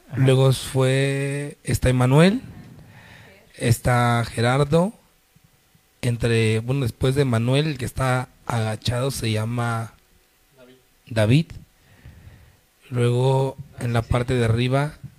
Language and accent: Spanish; Mexico; somos los únicos de México